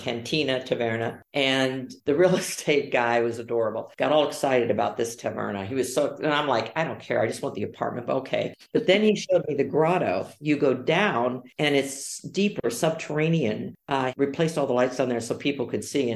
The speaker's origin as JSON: {"language": "English", "region": "Ohio", "country": "United States", "tie": "born or raised there", "also_born_or_lived": "Arizona", "moved": "yes", "lives_now": "Orte, Italy", "said": "I grew up in Ohio"}